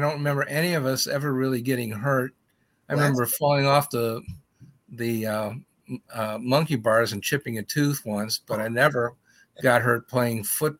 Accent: Berea, Ohio, United States; I grew up in Berea.

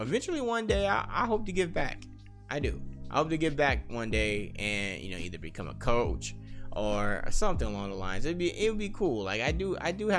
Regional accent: Las Vegas, Nevada, United States; I'm born and raised in Las Vegas, Nevada

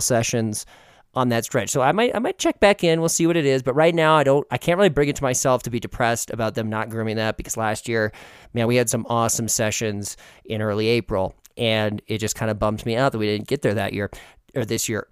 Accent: Midwest, United States; growing up in the Midwest

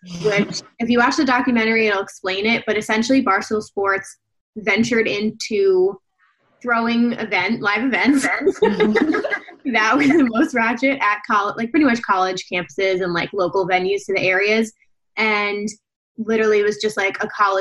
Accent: New Jersey, United States; we're also from New Jersey

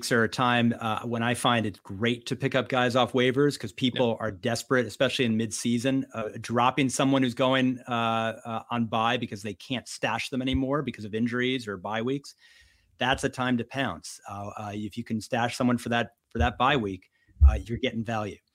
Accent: New York City, New York, United States; double thundering is is what we say when I was raised in New York City.

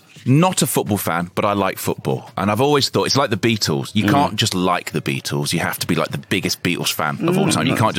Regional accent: Leicester, East Midlands, United Kingdom; I grew up in Leicester.

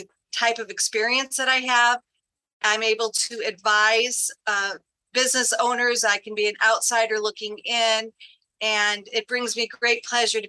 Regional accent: Granville, Illinois, United States; I'm from Granville, Illinois, which is in Putnam County. We had 700 people there when I was growing up

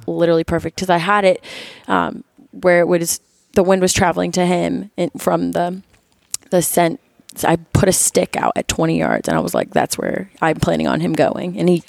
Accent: Florida, United States; moved away as an adult; now in Missouri, United States; I'm originally from Florida

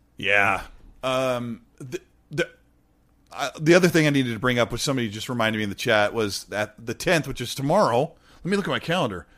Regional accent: Washington, United States; I'm from Washington

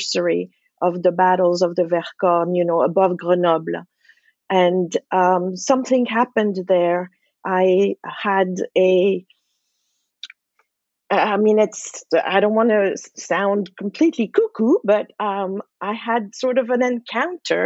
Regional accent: Geneva, Switzerland; now in New York City, United States; growing up in Geneva.

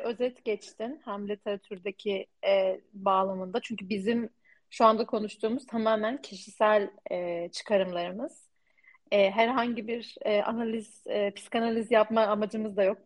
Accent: Turkey; moved away as an adult; burada yaşayan bir Türkiye'li olduğum için ben bir göçmenim

